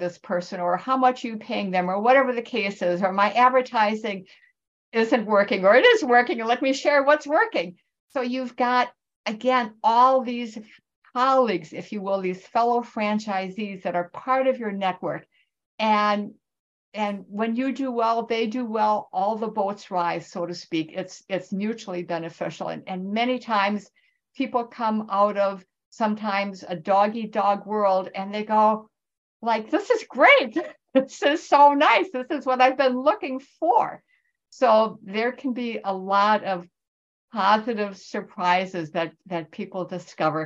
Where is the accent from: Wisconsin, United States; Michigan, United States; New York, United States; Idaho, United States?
Wisconsin, United States; now in California, United States; I am originally from Wisconsin, so the people in the Midwest are near and dear to my heart